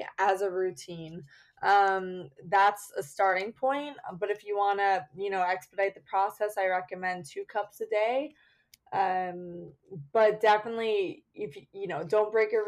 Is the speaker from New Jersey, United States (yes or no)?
yes; New Jersey, United States; moved away as an adult; also born or lived in Connecticut / Peru; now in New York City, United States; I was born in Connecticut, raised in New Jersey, and then went to school here in Manhattan at Pace University.